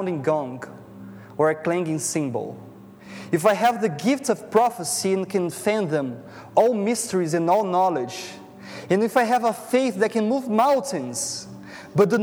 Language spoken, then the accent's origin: English; Brazil; English is a second language; moved away as an adult; now in Toronto, Canada; I'm from Brazil, and my wife and I, we have moved here like 1 year ago